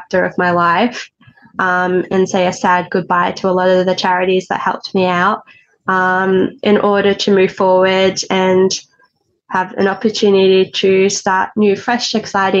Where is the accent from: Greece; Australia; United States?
Australia; Stawell, Victoria; moved away; also born or lived in Ballarat / Melbourne; now I'm back where it all began in Stawell